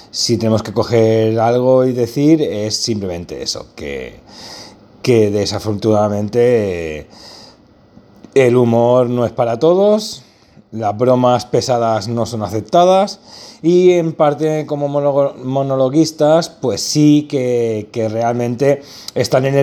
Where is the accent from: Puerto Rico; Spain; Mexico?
Spain; Barcelona, Catalonia; Yo soy de Barcelona, por si alguien no lo sabía.